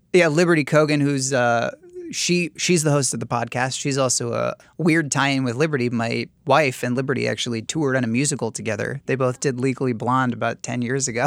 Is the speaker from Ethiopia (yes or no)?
no; New York City, New York, United States; as a New Yorker